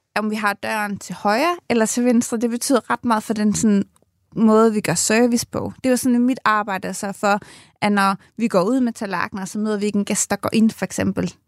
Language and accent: Danish; Nakskov, Zealand, Denmark; moved away as an adult; now in Ireland; jeg kommer ned fra Nakskov og har gået i folkeskole og gymnasiet dernede